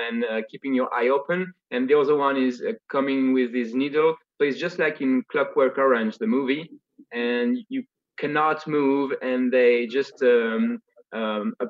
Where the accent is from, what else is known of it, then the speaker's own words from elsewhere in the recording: France; accent: Parisian; English is a second language; I'm a way better French speaker than I am an English one.